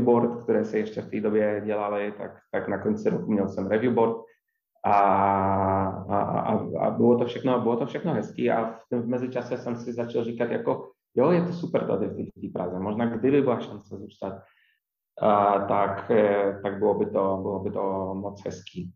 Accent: small town about 80 km north of Wrocław, Lower Silesian Voivodeship, Poland; Czech is a second language; moved away as an adult; now in Prague, Czechia; jsem z Polska

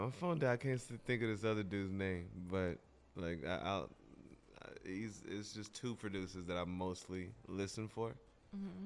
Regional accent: Oklahoma, United States; now in New York, United States

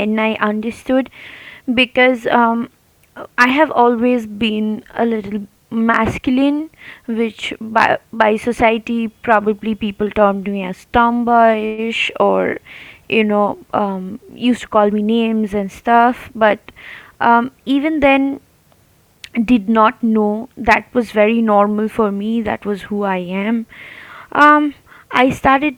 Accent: Kolkata, West Bengal, India; I'm from Calcutta.

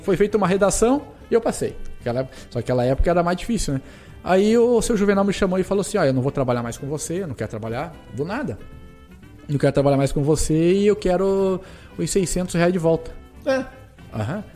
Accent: Porto União, Santa Catarina, Brazil; Eu sou natural de Porto União, mas nasci em União da Vitória

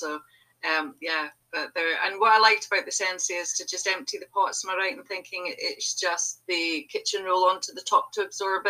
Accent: Aberdeen, Scotland, United Kingdom; I'm from Aberdeen in Scotland

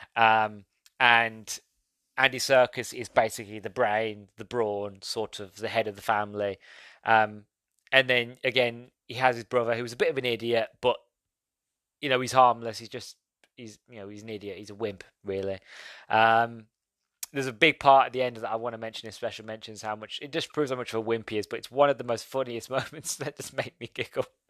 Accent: United Kingdom; being British

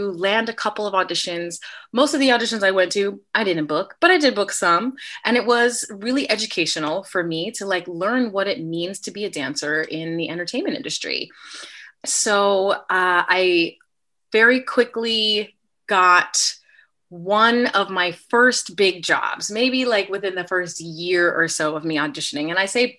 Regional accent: San Diego, California, United States; also born or lived in upstate New York; I am originally from San Diego, California

